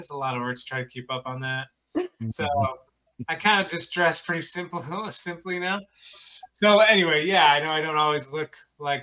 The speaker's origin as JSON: {"language": "English", "region": "northern Michigan", "country": "United States", "tie": "born or raised there", "also_born_or_lived": "St. Louis, Missouri", "moved": "as an adult", "lives_now": "New York, United States", "said": "I way up in northern Michigan"}